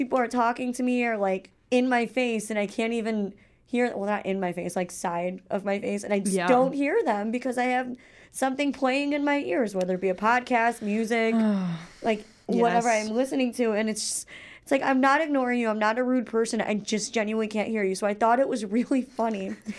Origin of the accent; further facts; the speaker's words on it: Illinois, United States; It's funny because I live in Illinois, but I live just a couple miles south of Chicago, so I technically, like, I'm from the Midwest, but I have no idea.